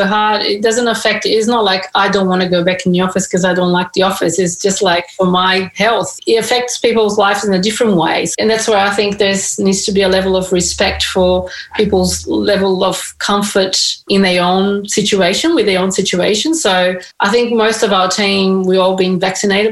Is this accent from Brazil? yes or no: yes; Brazil; now in Sydney, Australia; my background, I'm from Brazil